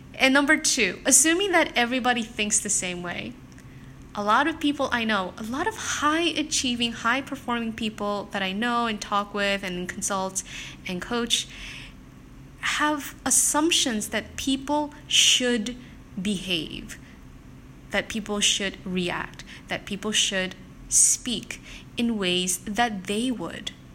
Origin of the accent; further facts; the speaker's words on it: South Korea; moved away; also born or lived in Japan; I'm not originally from Singapore, I'm actually from South Korea